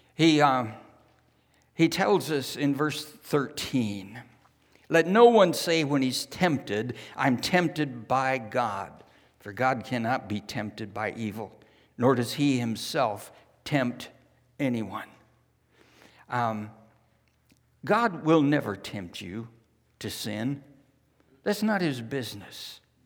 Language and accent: English; California, United States; moved away as an adult; also born or lived in New Zealand; Jan and I were raised in California